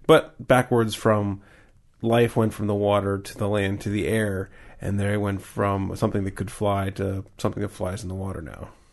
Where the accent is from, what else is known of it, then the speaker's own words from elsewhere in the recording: Pittsburgh, Pennsylvania, United States; I'm from Pittsburgh